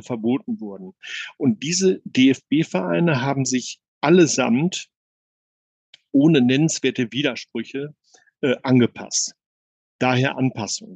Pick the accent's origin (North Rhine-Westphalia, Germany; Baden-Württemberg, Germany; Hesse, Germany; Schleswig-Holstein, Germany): North Rhine-Westphalia, Germany; Bielefeld; also born or lived in Wewelsburg; als Bielefelder meine große Leidenschaft zu Arminia entdeckt